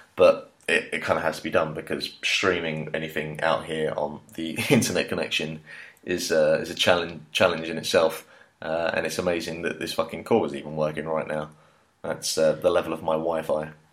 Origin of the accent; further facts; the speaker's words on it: Hertfordshire, East of England, United Kingdom; moved away as an adult; now in China; Hertfordshire uh, than just specifically London. You know, just trying to big up my home home, home, home county